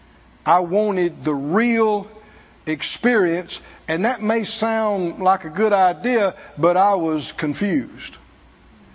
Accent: the South, United States; My grandmother was a big part of the local Pentecostal church where we grew up in the South

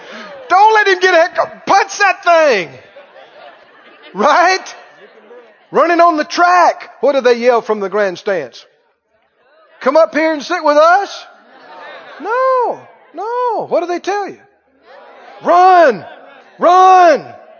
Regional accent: the South, United States; yeah, I'm from the South. And glad about it.

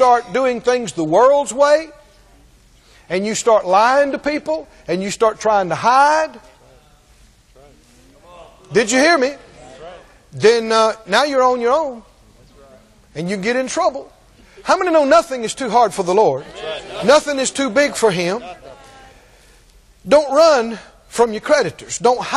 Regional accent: United States; we're American

